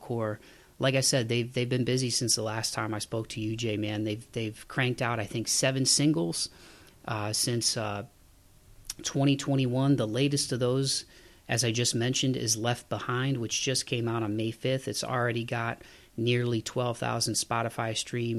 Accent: Ohio, United States; I'm from Ohio

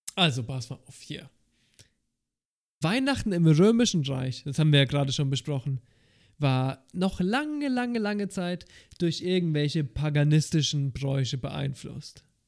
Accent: Germany; Bei uns in Deutschland

